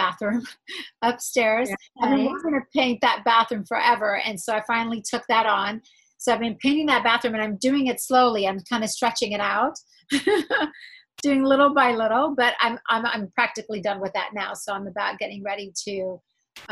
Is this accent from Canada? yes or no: no; Israel; moved away; I was born in Israel.